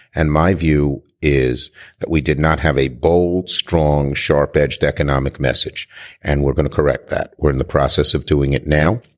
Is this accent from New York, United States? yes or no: yes; New York, United States; I'm a New Yorker